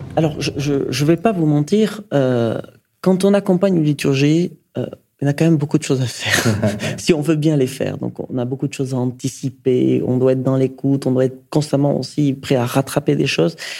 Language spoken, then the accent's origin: French; Basque Country, Nouvelle-Aquitaine, France; now in Paris, France; Je viens du Pays Basque